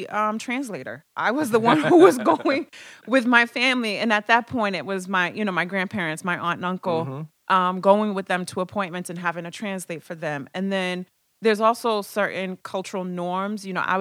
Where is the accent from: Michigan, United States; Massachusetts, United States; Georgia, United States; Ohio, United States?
Massachusetts, United States; Boston; I grew up in Dorchester. I grew up on Norton, which is right off of Bowdoin